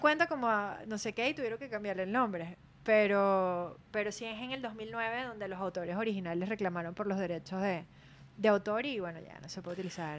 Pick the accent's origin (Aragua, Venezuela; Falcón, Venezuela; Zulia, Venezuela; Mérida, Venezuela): Aragua, Venezuela; Maracay; yo nací en Aragua, en Maracay, y representé Distrito Federal